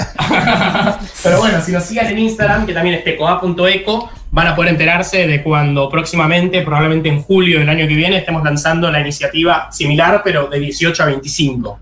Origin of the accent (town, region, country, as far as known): Argentina